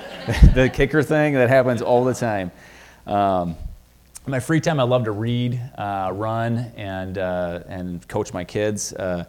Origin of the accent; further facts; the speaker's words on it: Minnesota, United States; I came from Minnesota, so I see this Viking sweatshirt here, and I'm excited.